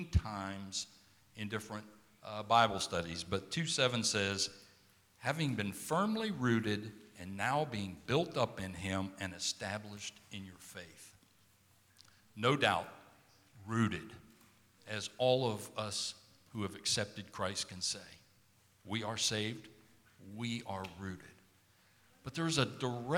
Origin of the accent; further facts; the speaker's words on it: South Georgia, United States; now in San Antonio, United States; I grew up in South Georgia